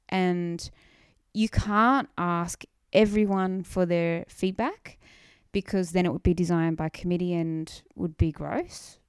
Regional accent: Wollongong, New South Wales, Australia; I grew up in Wollongong

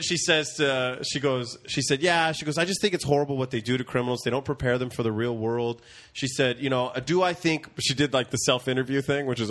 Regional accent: Central California, United States; I grew up in Central California

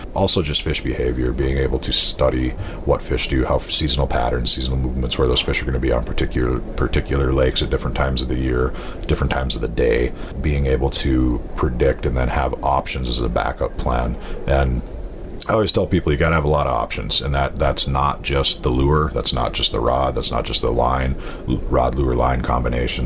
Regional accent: North Dakota, United States; also born or lived in southwestern Wisconsin; now in Wisconsin, United States; I grew up in North Dakota

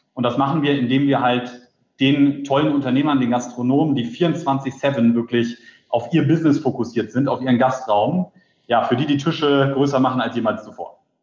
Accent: Berlin, Germany; bin gebürtiger Berliner

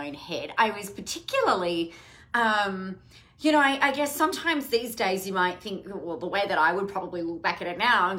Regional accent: Adelaide, South Australia, Australia; I grew up in Adelaide

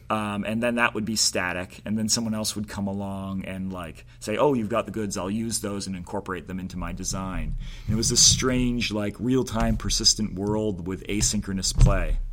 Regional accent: Maine, United States; growing up in Maine, we didn't have that culture

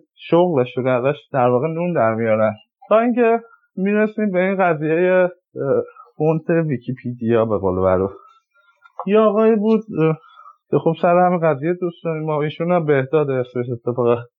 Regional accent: Iran; moved away as an adult; now in California, United States; من که از ایران اومدم

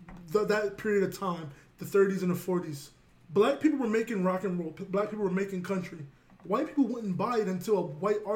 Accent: Virginia, United States; I'm from Virginia.

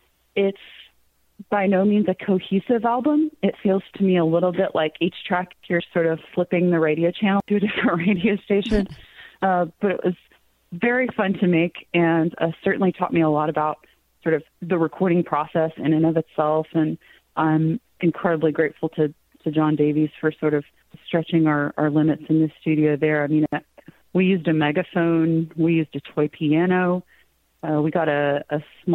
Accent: Cave Springs, United States; which is a take on the street that I grew up in Cave Springs.

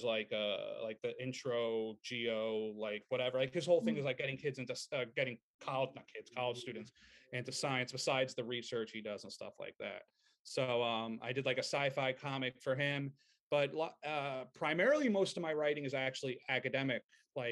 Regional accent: Merrick, New York, United States; also born or lived in Long Beach, New York; I grew up in Merrick, New York

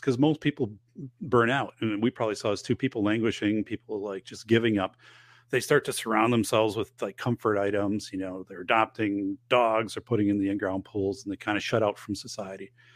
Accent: northern Wisconsin, United States; moved away; I'm going back to my hometown, um, up in northern Wisconsin

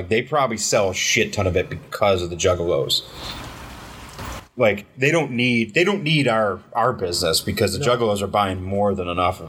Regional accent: Detroit, Michigan, United States; Growing up in Detroit, you either become …, …, or fucking …, I guess.

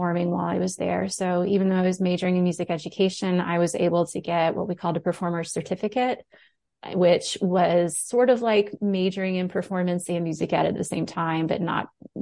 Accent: Moncks Corner, South Carolina, United States; moved away as an adult; also born or lived in Tuscaloosa, Alabama; So I grew up in South Carolina. I grew up outside of Charleston in a little town called Monk's Corner

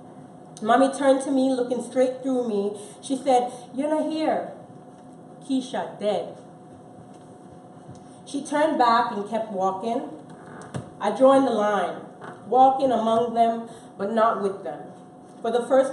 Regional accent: Jamaica; now in United States; I am Jamaican, almost American, and still belong to none

